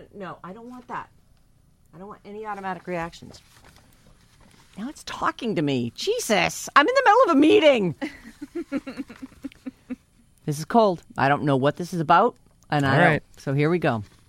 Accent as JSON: {"language": "English", "town": "Napa", "region": "California", "country": "United States", "tie": "born or raised there", "said": "My husband and I grew up here in Napa."}